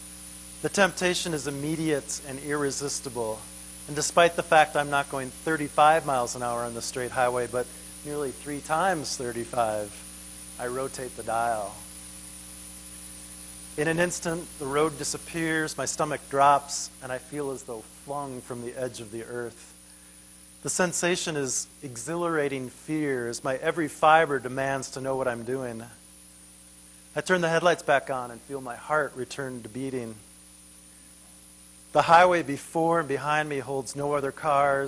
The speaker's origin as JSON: {"language": "English", "town": "Minneapolis", "region": "Minnesota", "country": "United States", "tie": "born or raised there", "said": "my hometown of Minneapolis"}